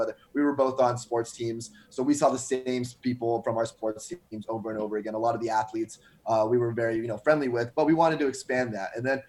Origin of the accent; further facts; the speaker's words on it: West Coast, United States; moved away; I'm originally from the West Coast